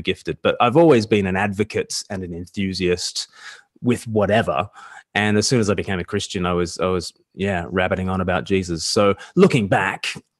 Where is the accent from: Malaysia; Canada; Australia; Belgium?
Australia; I'm from Australia